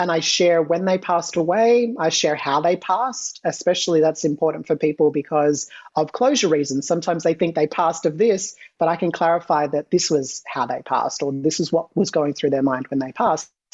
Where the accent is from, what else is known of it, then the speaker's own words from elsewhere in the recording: Australia; Australian. Yes, I'm Australian.